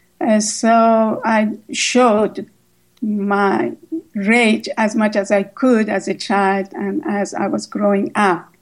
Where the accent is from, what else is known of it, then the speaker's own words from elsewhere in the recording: Shiraz, Fars, Iran; moved away as an adult; also born or lived in Kenya / Haifa, Israel; I was born and raised in Shiraz, Iran